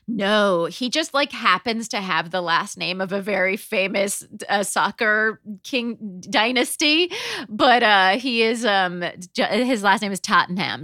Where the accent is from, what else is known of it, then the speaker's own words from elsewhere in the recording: Southern California, United States; also born or lived in New Haven, Connecticut; now in New York, United States; I grew up in in Southern California, but we learned that we were born in the same hospital in New Haven.